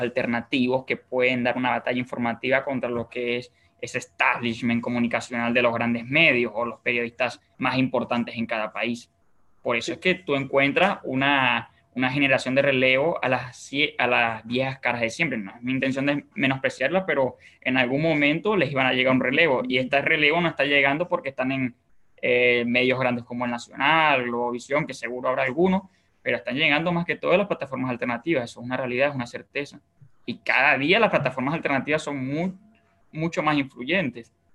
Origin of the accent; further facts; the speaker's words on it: Bolívar, Venezuela; now in Paraguay; yo por ejemplo soy de Bolívar